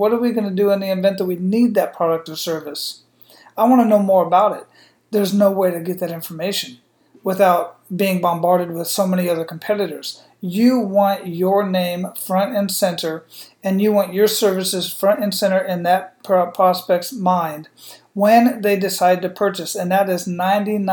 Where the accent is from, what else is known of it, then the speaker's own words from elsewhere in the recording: Phoenix, Arizona, United States; moved away; also born or lived in San Antonio, Texas / El Paso, Texas / Killeen, Texas; I grew up in Phoenix, Arizona